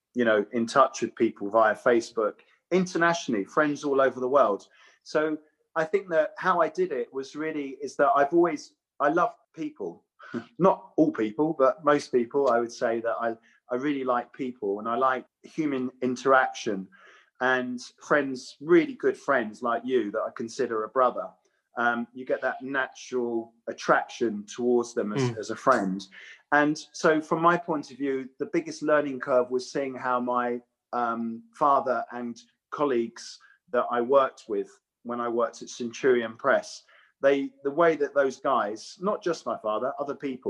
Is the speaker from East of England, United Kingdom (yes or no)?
yes; Watford, East of England, United Kingdom; I was brought up in Watford. It's a printing town.